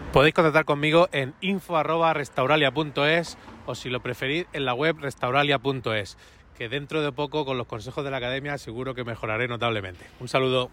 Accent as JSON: {"language": "Spanish", "town": "Cartagena", "region": "Region of Murcia", "country": "Spain", "said": "soy aparejador y soy de Cartagena"}